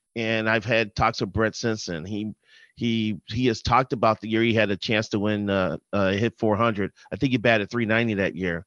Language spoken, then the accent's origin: English; Chicago, Illinois, United States; now in Twin Cities, United States; I grew up in Chicago